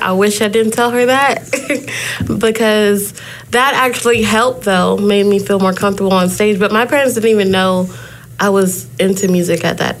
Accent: Wichita, Kansas, United States; also born or lived in Dothan, Alabama / Jacksonville, Florida; So I say I'm from both, but I love Wichita.

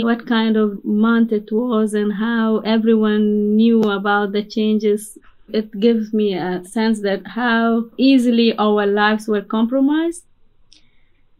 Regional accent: Pakistan; moved away; also born or lived in Afghanistan; When I was not even in school, maybe the age of my children, maybe during the civil war, my family, we became refugee into Pakistan. So I was raised actually in Pakistan.

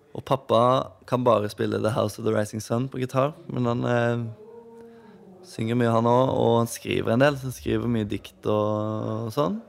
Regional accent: Åmli, Agder, Norway; born or raised there

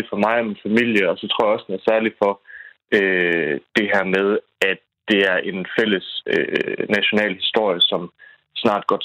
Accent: Hirtshals, North Denmark Region, Denmark; vi er fra Hirtal, så der er bunkers over det hele.

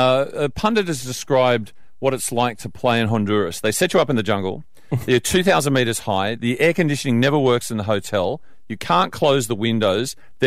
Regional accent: Australia; And I said, Australia.

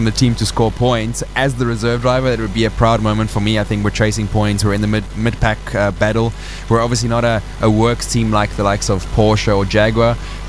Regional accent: South Africa; as a South African, I'm so used to this heat. I grew up here

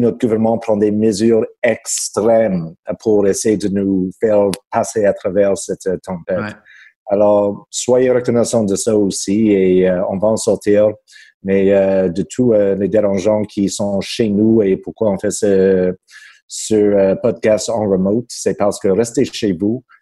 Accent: Quebec, Canada; accent: québécois; Je pas le temps de, euh, de mettre l'effort sur mon bas accent québécois.

